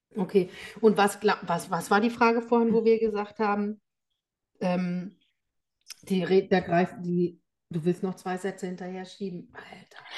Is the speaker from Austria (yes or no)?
no; Germany; bei uns in Deutschland